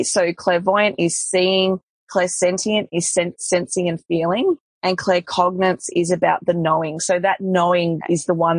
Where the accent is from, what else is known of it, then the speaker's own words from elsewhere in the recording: Tasmania, Australia; I grew up in Tasmania